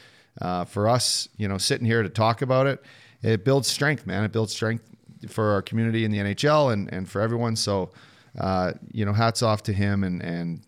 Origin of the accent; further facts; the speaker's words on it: England, United Kingdom; I'm an Englishman